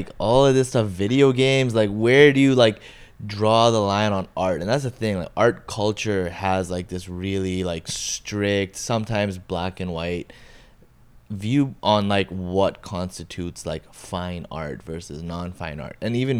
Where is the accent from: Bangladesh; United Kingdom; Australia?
Bangladesh; born there; moved away; also born or lived in Montreal / Toronto / Los Angeles; So I was born in Bangladesh, moved to Montreal, then moved to Toronto. From Toronto, moved to Cali, and in Cali, I first lived in LA, and then to the OC, then moved back to Toronto, then moved to Bangladesh, came back